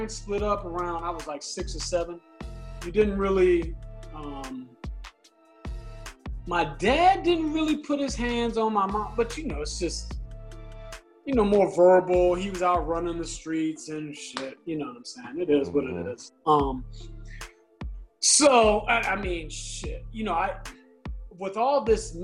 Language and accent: English; Fairfax, Virginia, United States; Originally from Fairfax, Virginia.